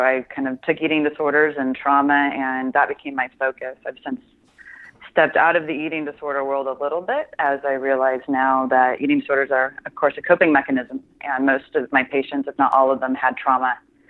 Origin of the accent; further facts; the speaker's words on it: Midwest, United States; also born or lived in Milwaukee / Denver / Kansas City; I am a Midwestern girl through and through. I was born in Milwaukee